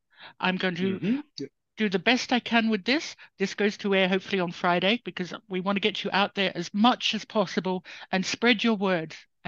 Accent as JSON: {"language": "English", "town": "Kalgoorlie", "region": "Western Australia", "country": "Australia", "said": "I come from Bush. I'm Bush too, I know. I come from Kalgoorlie"}